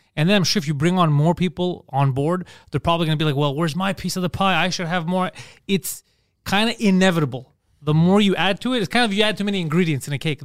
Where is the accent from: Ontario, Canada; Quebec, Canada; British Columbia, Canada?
Quebec, Canada; Montreal